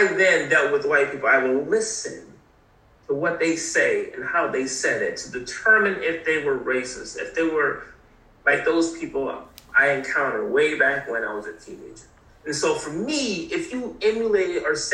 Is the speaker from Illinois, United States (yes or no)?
no; New Haven, Connecticut, United States; also born or lived in South Carolina; as a teenager going to South Carolina from the north, New Haven, Connecticut. And so again, I was born in South Carolina, lots of family down there.